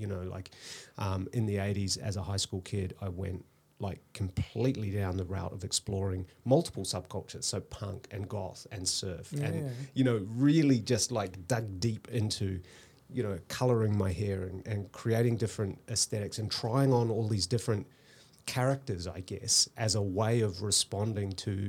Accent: New Zealand; I grew up in New Zealand, actually. Yeah. So we moved around a lot.

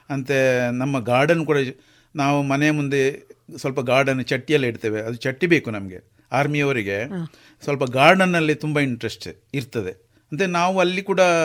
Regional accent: Naithadi, Kemminje village, Karnataka, India; ನನ್ನ ಜನಿಸಿದ ಊರು ಇಲ್ಲಿ ನೈತಾಡಿಯಲ್ಲಿ ಕೆಮಿಜೆ ಗ್ರಾಮ ನೈತಾಡಿಯಲ್ಲಿ

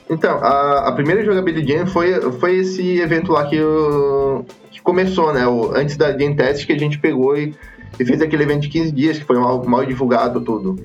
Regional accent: Criciúma, Santa Catarina, Brazil; eu sou, sou de Santa Catarina, nasci, nasci em Criciúma aqui

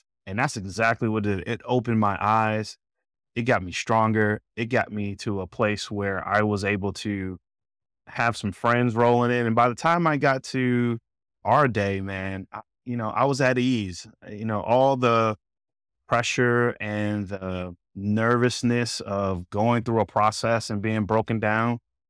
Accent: Atlanta, Georgia, United States; And I'm from Georgia. I'm not from the backwoods of Georgia. I don't mean that as a slight, but, you know. I lived in a big city. I lived in Atlanta

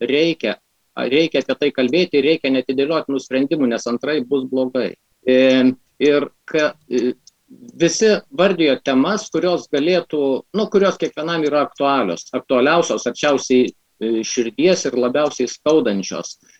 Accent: Lithuania; mes lietuviai

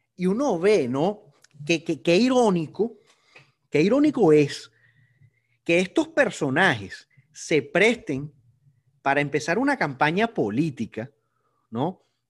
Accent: Venezuela; somos todos los, venezolanos

